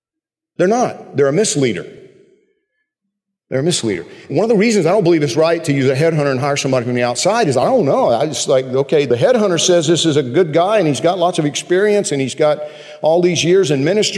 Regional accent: Georgia, United States; When I was growing up in Georgia

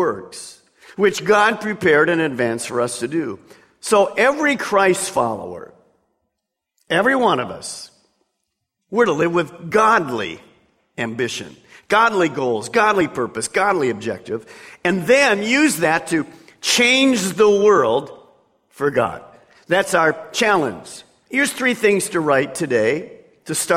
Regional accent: Detroit, Michigan, United States; growing up in Detroit

